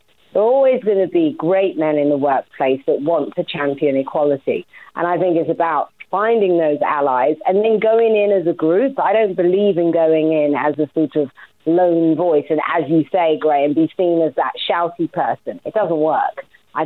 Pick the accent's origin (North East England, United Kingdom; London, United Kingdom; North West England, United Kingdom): London, United Kingdom; I'm from Walthamstow. There's still a Walthamstow side to me